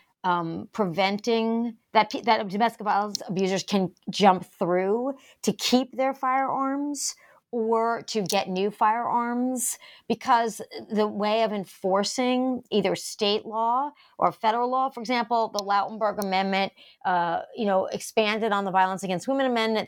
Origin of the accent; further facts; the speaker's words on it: Rhode Island, United States; my home state of Rhode Island